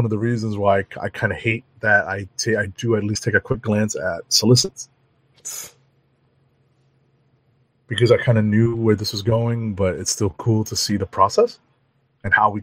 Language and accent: English; New York City, New York, United States; as a New Yorker, as a native New Yorker